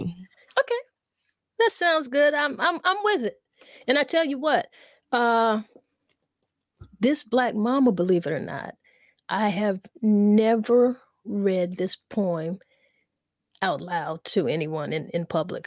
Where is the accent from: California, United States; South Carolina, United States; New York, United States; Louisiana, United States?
South Carolina, United States; I'm from the South. We're from the South. We're from South Carolina